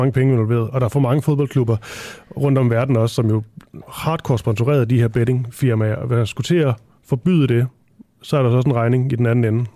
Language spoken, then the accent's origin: Danish; Funen, Southern Denmark, Denmark; jeg er fra Fyn